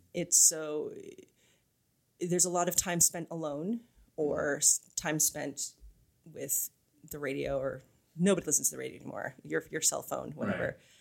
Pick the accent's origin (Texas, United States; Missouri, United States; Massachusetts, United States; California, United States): California, United States; Arcadia; also born or lived in New York / Tel Aviv; I'm a Los Angeles native. Uh, I grew up in Arcadia, which is east of Pasadena, so the San Gabriel Valley, the other valley.